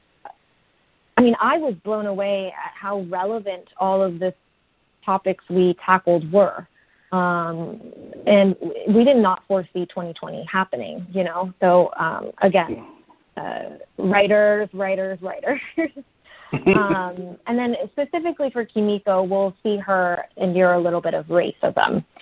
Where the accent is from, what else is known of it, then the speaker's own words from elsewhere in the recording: United States; as a young person growing up in America, when you don't see yourself represented on screen